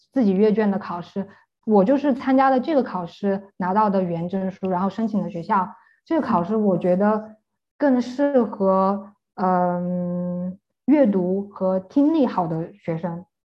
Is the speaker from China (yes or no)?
yes; China; now in Germany; 我们中国人